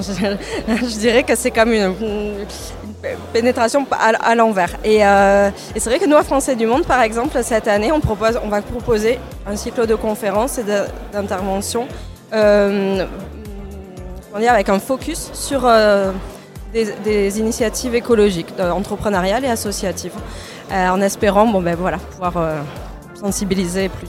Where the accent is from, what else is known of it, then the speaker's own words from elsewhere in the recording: Toulouse, Occitania, France; moved away as an adult; now in Barcelona, Spain; je suis originaire de Toulouse